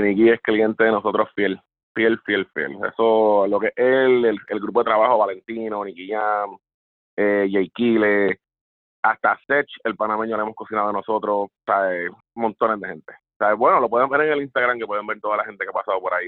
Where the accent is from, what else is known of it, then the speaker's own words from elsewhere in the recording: Puerto Rico; moved away as an adult; now in South Florida, United States; regresar a la isla